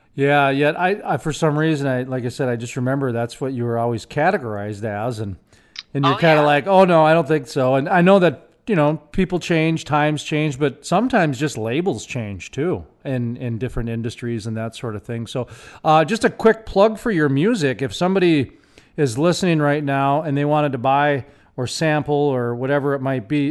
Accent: Minneapolis, Minnesota, United States; moved away; also born or lived in Fargo, North Dakota; My hometown is Minneapolis. And then I moved to Fargo

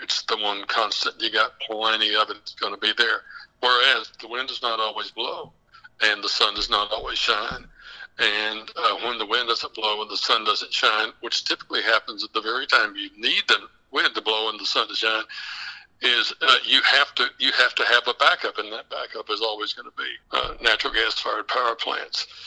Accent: West Texas, United States; where I'm from, I'm actually from the Permian Basin. I'm from West Texas

